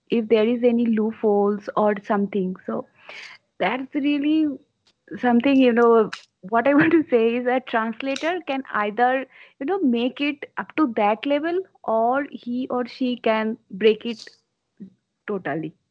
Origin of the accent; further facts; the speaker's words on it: India; first language Bengali; English is a second language; because my mother tongue is bengali and english is not my first language